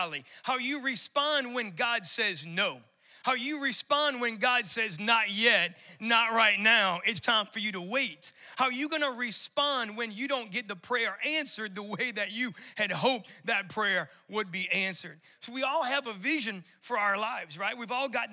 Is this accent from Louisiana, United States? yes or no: yes; New Orleans, Louisiana, United States; moved away as an adult; also born or lived in Colorado; I'm born and raised in New Orleans, and so I still got a little bit of that residual accent